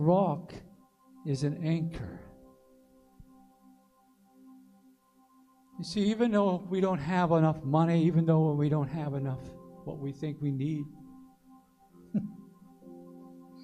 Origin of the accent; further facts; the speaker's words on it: Aiken County, South Carolina, United States; I'm from Aiken County.